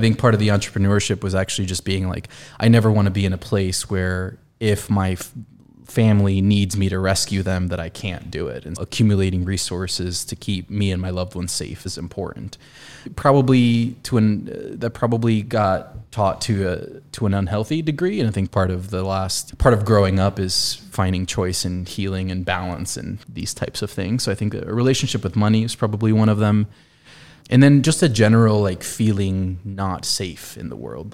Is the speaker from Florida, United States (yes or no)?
yes; South Florida, United States; moved away as an adult; also born or lived in Colombia; now in Indiana, United States; Being from Columbia and growing up in South Florida, middle school, high school